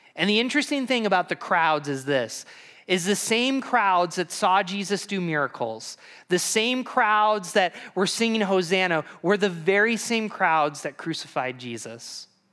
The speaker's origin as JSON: {"language": "English", "town": "Binghamton", "region": "New York", "country": "United States", "tie": "born or raised there", "moved": "yes", "said": "I'm from Binghamton, New York, and I'm a pastoral ministry major"}